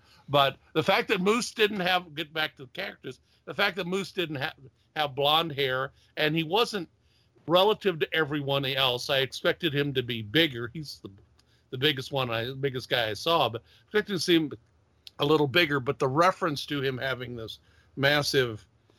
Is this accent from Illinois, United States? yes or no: yes; Quincy, Illinois, United States; Quincy, Illinois, right on the Mississippi.